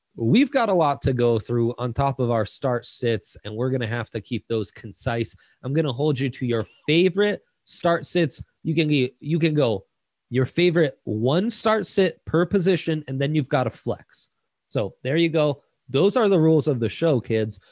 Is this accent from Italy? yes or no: yes; Italy; now in United States; I didn't get Thanksgiving growing up in Italy, and then I moved to the states